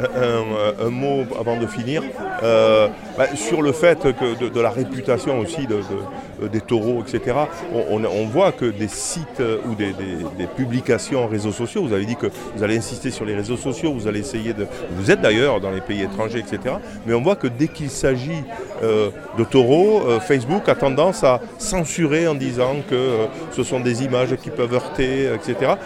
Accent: Petite Camargue, Occitania, France; chez nous en Petite Camargue

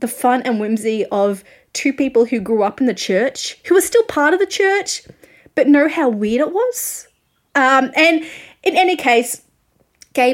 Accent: Australia; I am an Australian music journalist

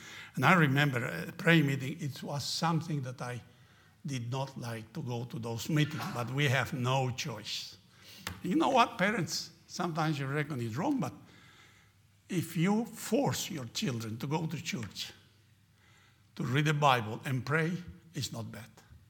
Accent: Argentina; And I grew up in Argentina, in a place we used to have prayer meetings like that, always prayer meetings.

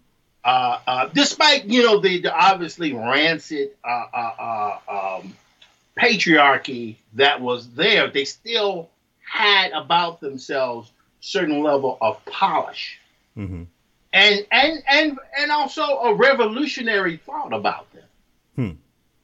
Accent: Mississippi, United States; I'm from Mississippi. I grew up literally across the street from a cotton field.

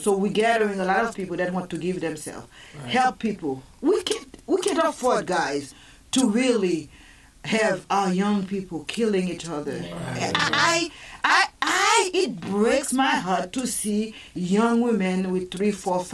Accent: Haiti; also born or lived in Massachusetts; now in Savannah, United States; I grew up in Haiti

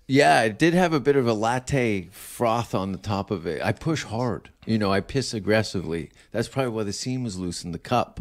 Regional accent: Hamilton, Ontario, Canada; I am from Hamilton.

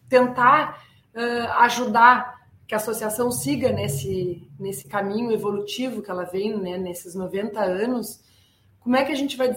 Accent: Bagé, Rio Grande do Sul, Brazil; Ah, eu nasci em Bagé, meu pai é veterinário, é, sempre foi pesquisador da Embrapa e eu nasci e cresci dentro da Embrapa. Eu morei na Embrapa ali em Bagé até ter 17

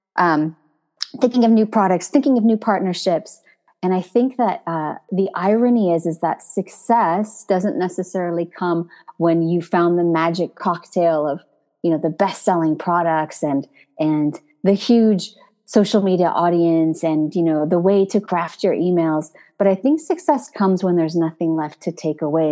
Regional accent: United States; moved away as an adult; now in Paris, France; I'm American

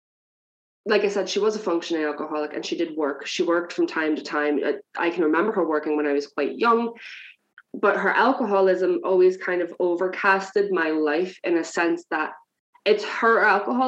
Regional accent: New Jersey, United States; moved away as an adult; now in Ireland; I'm originally from New Jersey, so I'm a few steps away from home at this point, and I'm here 11 years

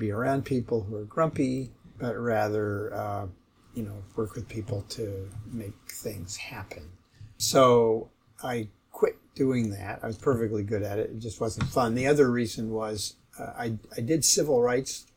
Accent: Berkeley, California, United States; now in Seattle, United States; I was born in Seattle, but I actually grew up in Berkeley.

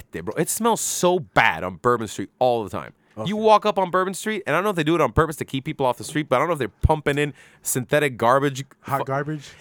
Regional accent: Miami, Florida, United States; moved away as an adult; now in New Orleans, United States; I'm from Miami

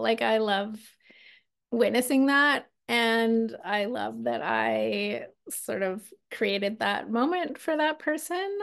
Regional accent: Alberta, Canada; now in Victoria, Canada; I'm from Alberta

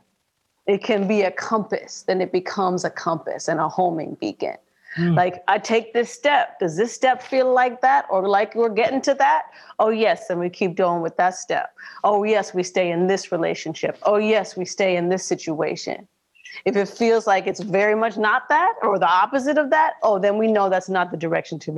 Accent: Minnesota, United States; born and raised in Minnesota

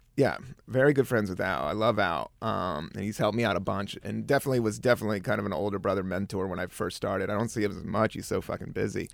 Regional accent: East Coast, United States; moved away as an adult; also born or lived in San Francisco; now in New York, United States; I was from the East Coast.

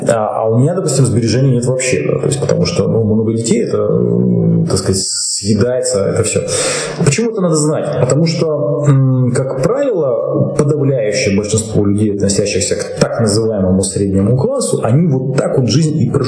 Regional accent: Russia

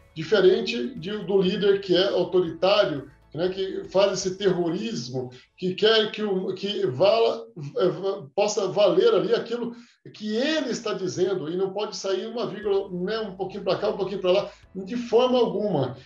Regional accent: Três Corações, Minas Gerais, Brazil; moved away as an adult; also born or lived in Anápolis / Aparecida de Goiânia; now in Goiânia, Brazil; Eu sou, eu sou de Minas, sou mineiro, sou de Três Corações, terra do Pelé

